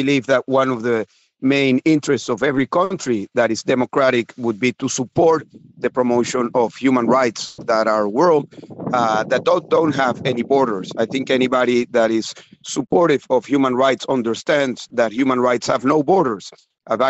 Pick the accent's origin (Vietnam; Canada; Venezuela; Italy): Venezuela; moved away as an adult; I am from Venezuela